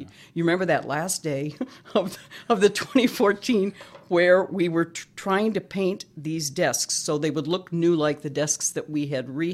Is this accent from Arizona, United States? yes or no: yes; Scottsdale, Arizona, United States; I was born and raised in Scottsdale